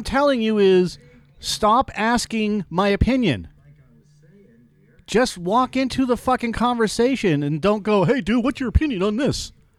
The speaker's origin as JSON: {"language": "English", "region": "California", "country": "United States", "tie": "born or raised there", "said": "just because I grew up in Silicon Valley, you know, and experienced some things"}